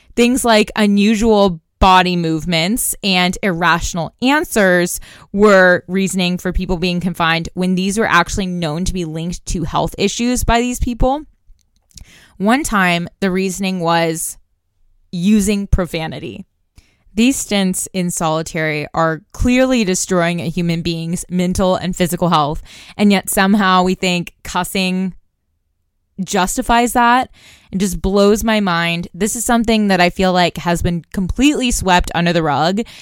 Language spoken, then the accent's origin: English; Tulsa, Oklahoma, United States; my hometown of Tulsa